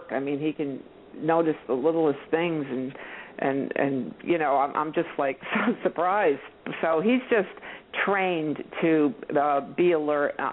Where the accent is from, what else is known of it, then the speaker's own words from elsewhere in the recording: New York, United States; now in Florida, United States; I moved down to Florida from um, New York, you know, we were always looking over your shoulder. You know, growing up in New York, but once I moved down to Florida, especially in the rural area uh we live